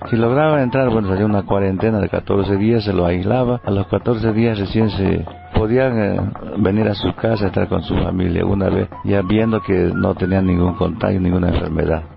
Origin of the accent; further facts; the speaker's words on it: Tumupasa, La Paz, Bolivia; soy nativo aquí de Tumpasa